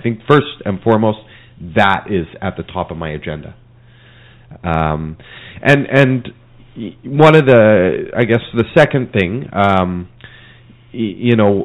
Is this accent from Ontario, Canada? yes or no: no; Alberta, Canada; now in Mission, Canada; I grew up in Alberta.